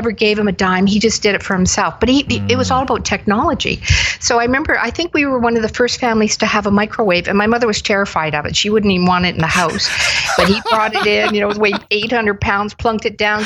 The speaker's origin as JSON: {"language": "English", "town": "Waterloo", "region": "Ontario", "country": "Canada", "tie": "born or raised there", "also_born_or_lived": "Hamilton, Ontario / Toronto, Ontario", "said": "Well, I grew up mainly in Waterloo, born in Hamilton"}